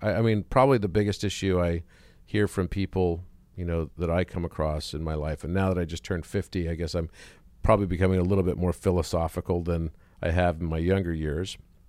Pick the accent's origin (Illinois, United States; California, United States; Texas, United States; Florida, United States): Texas, United States; Wichita Falls; I was born in Wichita Falls, Texas.